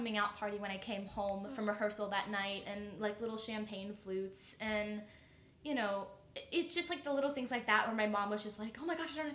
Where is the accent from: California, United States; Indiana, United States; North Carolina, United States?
North Carolina, United States; Burlington; Charlotte, Burlington, we both grew up in places that, for the most part, are really Bible Belt